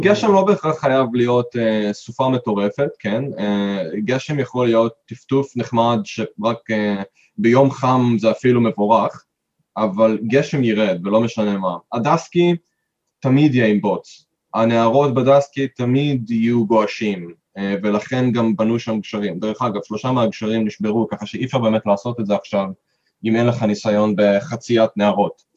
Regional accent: Israel; moved away as an adult; now in Queenstown, New Zealand; אנחנו מישראל

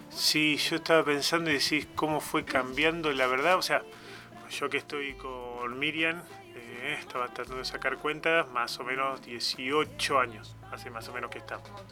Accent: Olavarría, Buenos Aires Province, Argentina; moved away as an adult; now in Tandil, Argentina; cuando nos vinimos a vivir a Tandil, nosotros somos de Olavarría

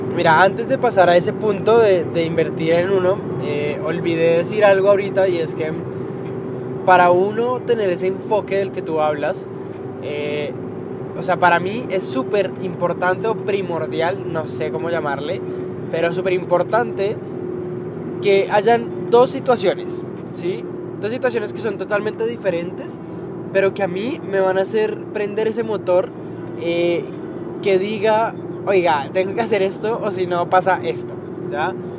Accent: Colombia; yo que soy colombiano

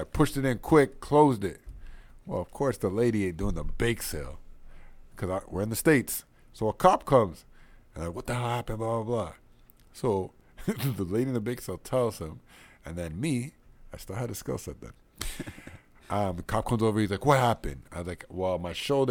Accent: Canada; I'm from Canada

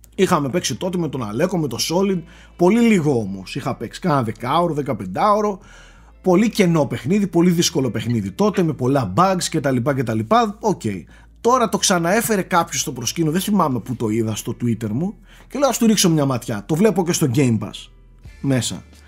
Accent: Greece; ως Έλληνες

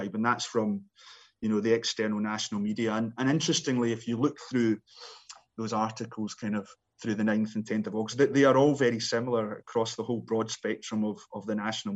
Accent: Scotland, United Kingdom; me being a Scotsman

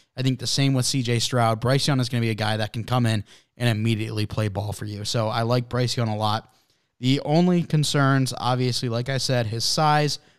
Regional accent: Canada; I'm from Canada

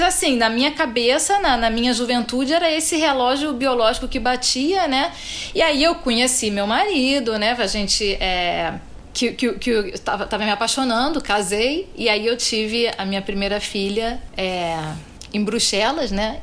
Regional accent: Rio de Janeiro, Brazil; moved away as an adult; also born or lived in Belgium / Austria; now in Singapore; sou carioca da Gema. Mas acho que para os cariocas eu já sou estrangeira

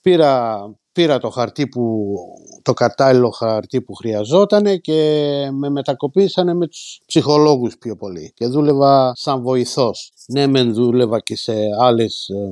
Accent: Margariti, Epirus, Greece; moved away as an adult; now in Northampton, United Kingdom; Ήρθα από Μαργαρίτη πρωτίας κατευθείαν Ορθάμπτον

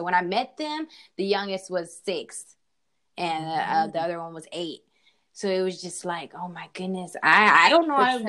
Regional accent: Oakland, California, United States; So I was raised in Oakland and in Southern California. So that's where I was raised. I'm a Bay Area child.

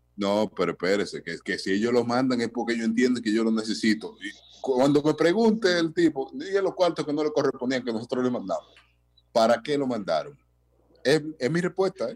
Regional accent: Dominican Republic; soy dominicano

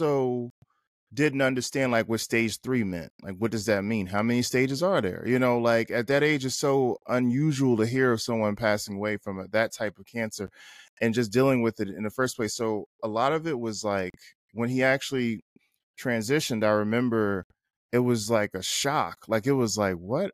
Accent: North New Jersey, United States; moved away as an adult; also born or lived in Atlanta / Los Angeles / Baltimore; I lived in L A, and we're from North New Jersey

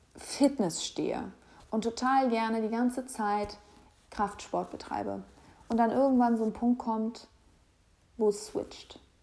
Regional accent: Hamburg, Germany; moved away as an adult; now in Berlin, Germany; Ich lebe derzeit in Berlin, komme aber aus Hamburg und ähm, Hamburg ist meine Heimat

